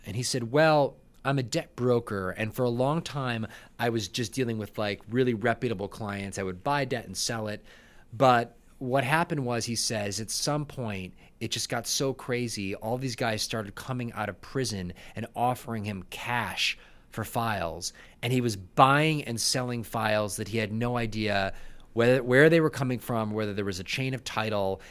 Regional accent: Buffalo, New York, United States; moved away; I'm from Buffalo, I'm a Buffalo boy

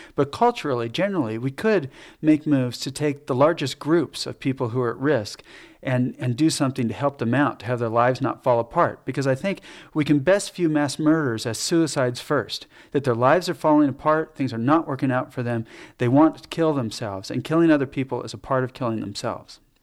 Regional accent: United States; I'm American, you know, this is where I'm from.

